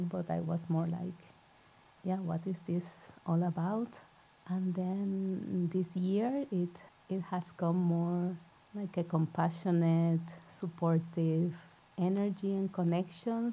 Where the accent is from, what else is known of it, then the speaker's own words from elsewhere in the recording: Puerto Rico; now in Norway; I'm originally from Puerto Rico, so yarrow is not a plant that I grew up